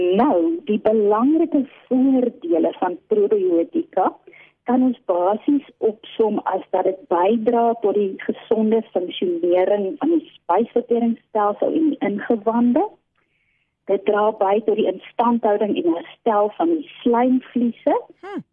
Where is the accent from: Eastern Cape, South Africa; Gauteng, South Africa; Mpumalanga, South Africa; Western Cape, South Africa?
Eastern Cape, South Africa; now in Pretoria, South Africa; ek oorspronklik van die Oos-Kaap kom